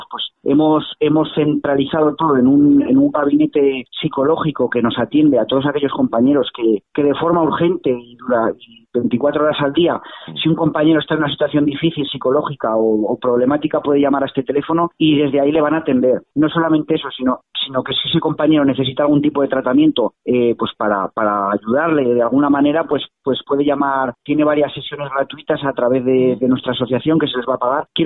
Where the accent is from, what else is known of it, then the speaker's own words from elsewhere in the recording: Catalonia, Spain; los guardias civiles somos catalanes, eh, nuestras familias eh, están en Cataluña, nuestros hijos estudian en colegios en Cataluña y por supuesto nuestro futuro también está ahí.